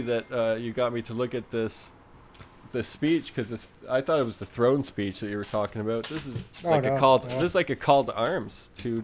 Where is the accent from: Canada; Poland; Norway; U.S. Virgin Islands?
Canada; We're not American at all.